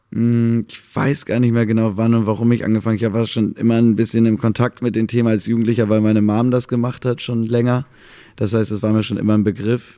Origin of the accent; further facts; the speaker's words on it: Mecklenburg-Vorpommern, Germany; da bin ich im falschen Mecklenburg-Vorpommern aufgewachsen